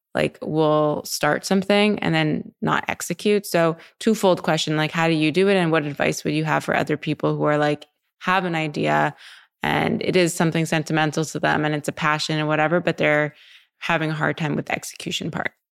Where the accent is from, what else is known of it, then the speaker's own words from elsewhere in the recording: Montreal, Quebec, Canada; moved away as an adult; also born or lived in New York; now in Los Angeles, United States; I was from Montreal